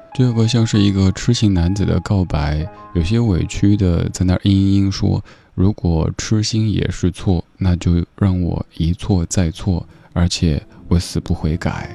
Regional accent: Sichuan, China; accent: Sichuanese; 我家乡话四川话

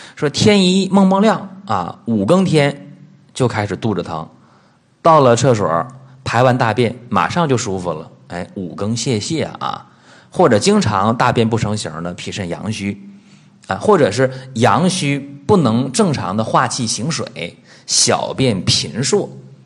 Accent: China; 在我们中国人的这个口口相传当中

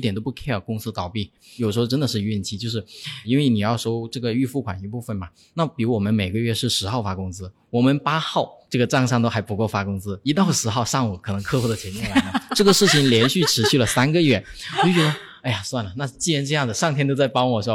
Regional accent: Guangdong, China; moved away as an adult; also born or lived in Hubei; 因为我在广东嘛，老家，像我在广东上学

